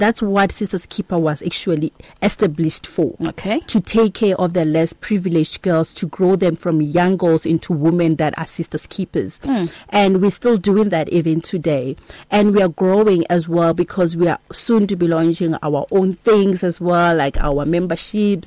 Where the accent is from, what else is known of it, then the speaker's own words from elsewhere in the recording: Limpopo, South Africa; I'm originally from Kwalimpopo